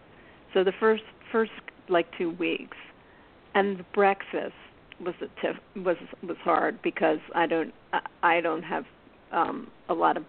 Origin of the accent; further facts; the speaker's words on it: Philadelphia, Pennsylvania, United States; moved away; I grew up in Philly